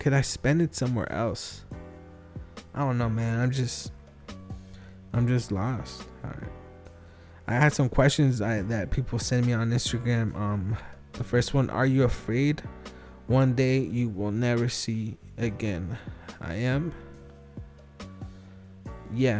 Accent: Wilmington, California, United States; I'm from Wilmington

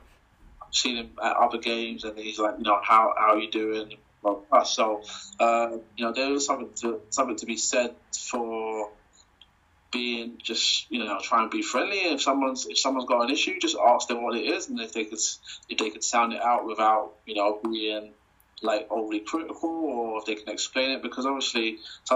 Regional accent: United Kingdom; representing my country

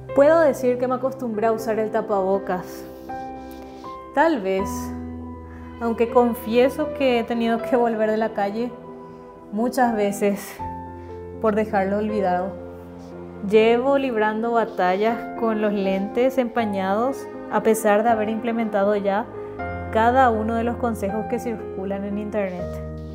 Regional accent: Paraguay; moved away as an adult; now in Mexico; soy una paraguaya residiendo en México

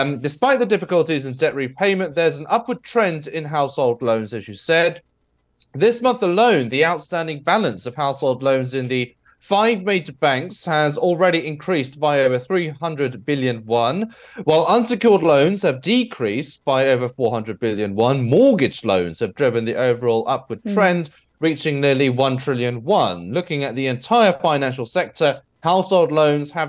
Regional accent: United Kingdom; me being British

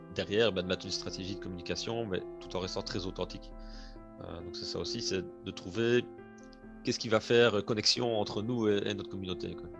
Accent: Liège region, Wallonia, Belgium; à mon accent, on entend certainement que je ne suis pas français, que je suis plutôt de la région de Liège en France, en Belgique, pardon.

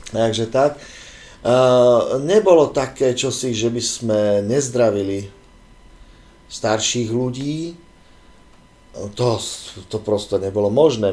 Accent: Bratislava, Bratislava Region, Slovakia; moved away as an adult; ja som vyrastal tu v Bratislave, na Sibirskej ulici

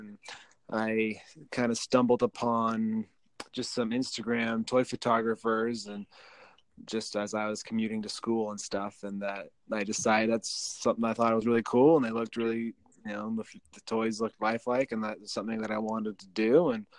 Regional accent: Salt Lake City, Utah, United States; I'm from Salt Lake City. I grew up around here.

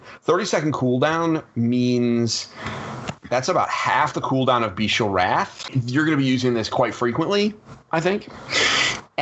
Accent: Connecticut, United States; we're from Connecticut

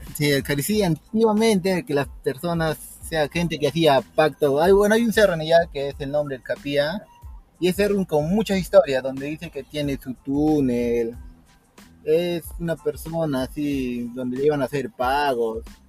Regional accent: Yunguyo, Puno, Peru; vengo de la ciudad de Puno, de provincia de Yunguyo.

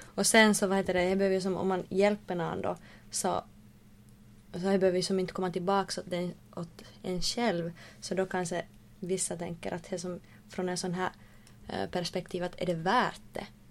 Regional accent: Oulu, North Ostrobothnia, Finland; moved away as an adult; now in Vaasa, Finland; från Uleåborg

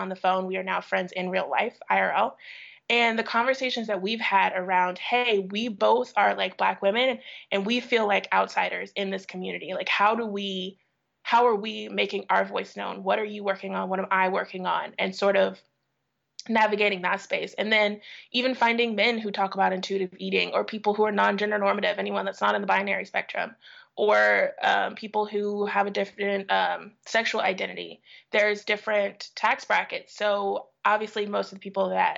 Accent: St. Louis, Missouri, United States; I grew up in St. Louis.

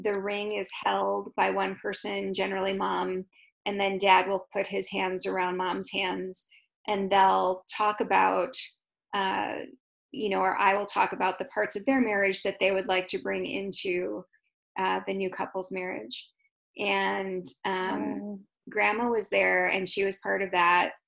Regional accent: Chicago, Illinois, United States; moved away; I'm from Chicago

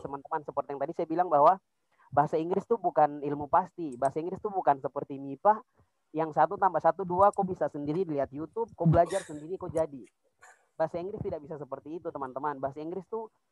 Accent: Pegunungan Bintang Regency, Highland Papua, Indonesia; moved away as an adult; now in Jayapura, Indonesia; saya dari Kabupaten Pegunungan Bintang. Tapi sekarang sedang berkuliah di Kota Jayapura

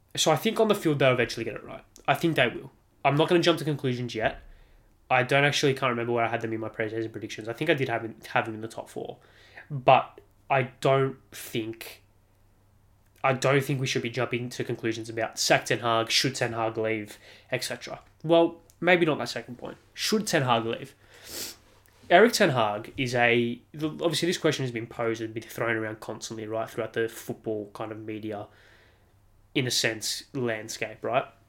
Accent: Australia; as an Australian

